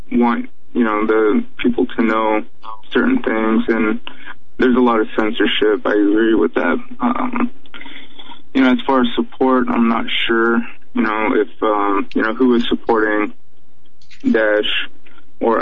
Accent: Chicago, Illinois, United States; I've, you know, never left the United States. I was born in Chicago

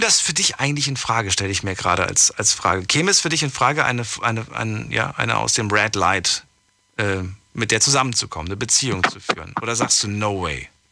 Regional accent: Frankfurt, Hesse, Germany; Ich komme aus Frankfurt

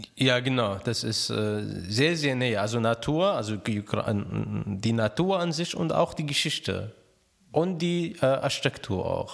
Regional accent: Raqqa, Raqqa Governorate, Syria; German is a second language; moved away as an adult; also born or lived in Alexandria, Egypt; now in Cologne, Germany; ich bin in Raqqa geboren, also Raqqa liegt am, äh, Euphrat direkt

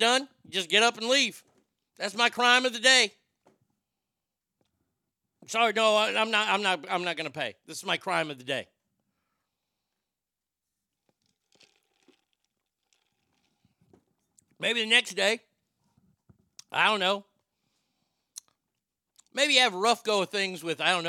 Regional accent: United States; my country that I was born

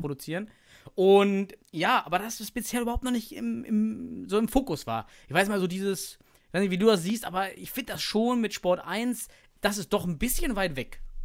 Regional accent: East Germany, Germany; ich komme aus dem Osten

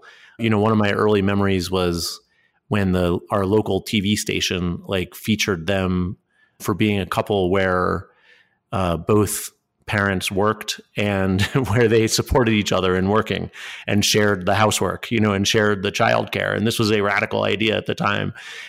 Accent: Enfield, Connecticut, United States; moved away as an adult; also born or lived in China; I grew up in Enfield, Connecticut in the beginning.

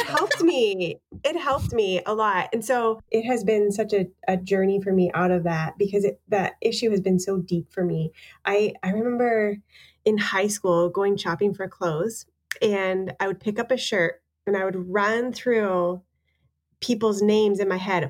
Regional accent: Canada; being Canadian

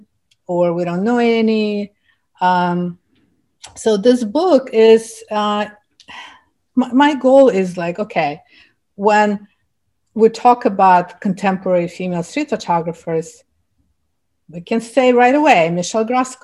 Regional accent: Ufa, Bashkortostan, Russia; English is a second language; moved away as an adult; now in New York City, United States; I came from Russia, where I lived half of my life, and when I started photography back in the 80s, in my Republic of Bashkortostan, I was the only female fine art photographer.

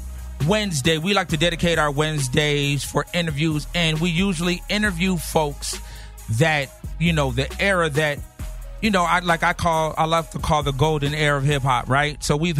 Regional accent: Rowland Heights, California, United States; I'm from Rolling Heights, California.

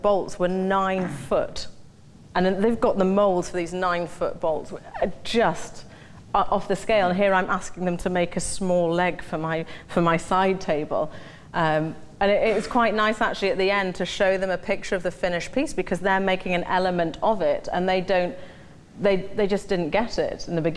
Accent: Newcastle upon Tyne, North East England, United Kingdom; growing up in Newcastle, I was very fortunate to have a privileged background

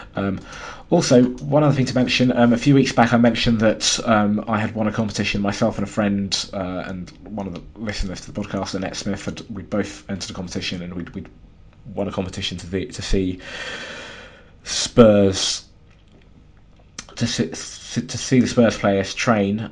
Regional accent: London, United Kingdom; as a Londoner

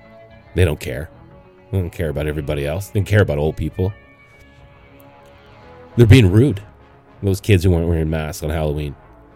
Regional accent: Canada; moved away as an adult; now in United States; I grew up in Canada for, you know, 20 years before I left for the States. 19, I left.

